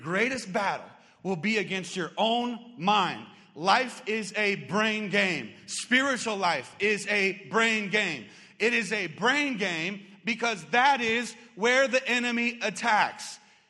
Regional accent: Arizona, United States; I grew up here in Arizona

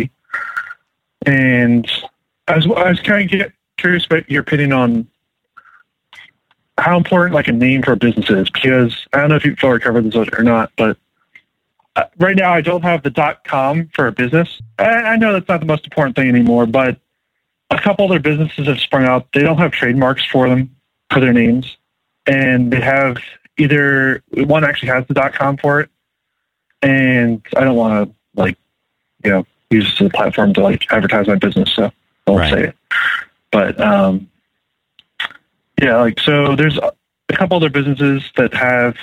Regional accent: Philadelphia, Pennsylvania, United States; I'm also from Philadelphia

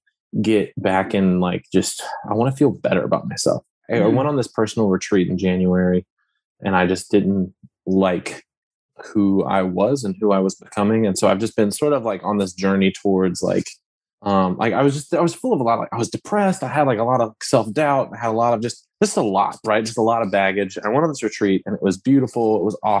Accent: Lafayette, Louisiana, United States; I am from Lafayette, Louisiana

